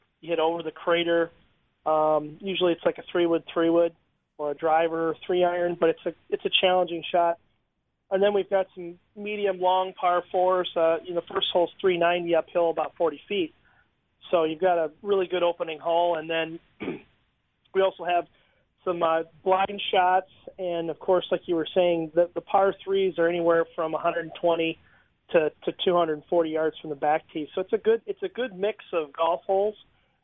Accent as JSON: {"language": "English", "region": "Wisconsin", "country": "United States", "tie": "born or raised there", "moved": "yes", "lives_now": "Florida, United States", "said": "I'm originally from Wisconsin"}